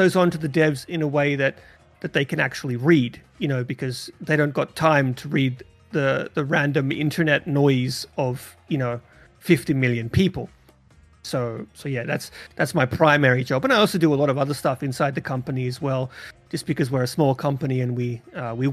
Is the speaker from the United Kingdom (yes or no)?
no; Australia; moved away; I haven't been back to the home country in a very long time, but that's where I was born and raised